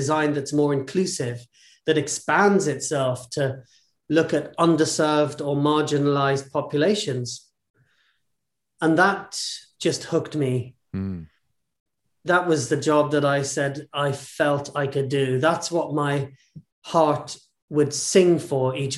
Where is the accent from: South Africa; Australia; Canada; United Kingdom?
United Kingdom; I was born in the UK, brought up in the UK